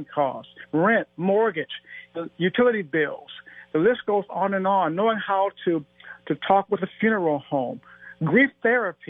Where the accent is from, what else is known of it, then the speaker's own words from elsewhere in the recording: Cleveland, Ohio, United States; my sister, Jennifer, was murdered in Cleveland, my hometown, in 1997